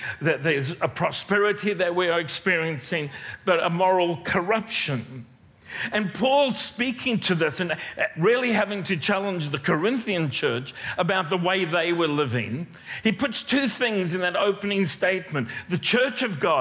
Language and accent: English; South Africa; moved away as an adult; now in Australia; I'm not a Kiwi. I am not a Kiwi. I am South African, been here a long time